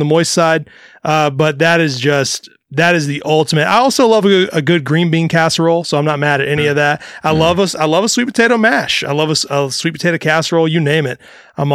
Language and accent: English; Mississippi, United States; I'm from Mississippi and I grew up eating cornbread dressing over stuffing